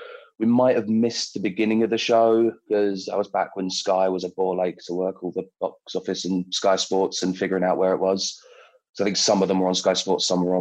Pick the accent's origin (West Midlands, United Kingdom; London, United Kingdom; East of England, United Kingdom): London, United Kingdom; I'm from London, always have been